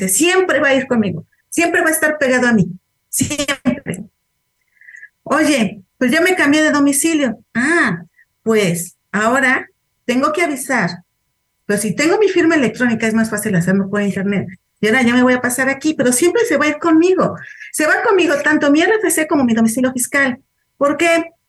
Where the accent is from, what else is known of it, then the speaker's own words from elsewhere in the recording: Veracruz, Mexico; yo vengo de Veracruz y puse el domicilio de, de Puebla porque era donde estaba viviendo.